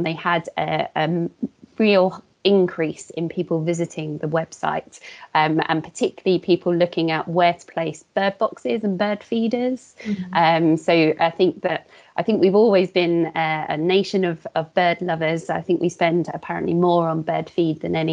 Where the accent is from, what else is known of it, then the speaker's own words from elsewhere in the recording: Portsmouth, South East England, United Kingdom; now in Hertfordshire, United Kingdom; I grew up in Portsmouth, where there's slightly less access to green spaces.